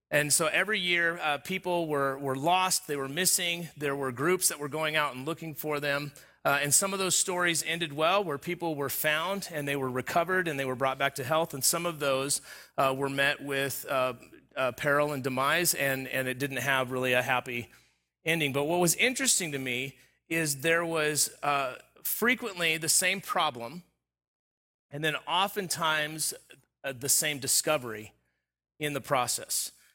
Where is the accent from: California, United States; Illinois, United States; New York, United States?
California, United States; Southern; moved away; I grew up in Southern California. All of my formative years was, was in Southern California. Uh, not the beach, uh, but the desert